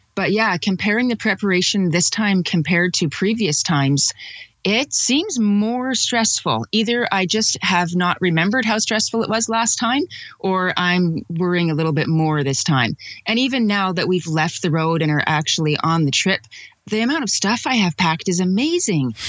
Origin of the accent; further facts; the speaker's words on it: Calgary, Alberta, Canada; I'm from Calgary, Alberta